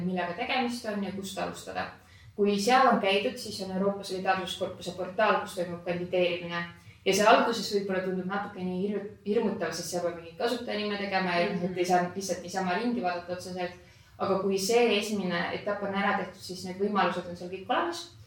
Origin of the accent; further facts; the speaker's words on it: Estonia; olles eestlane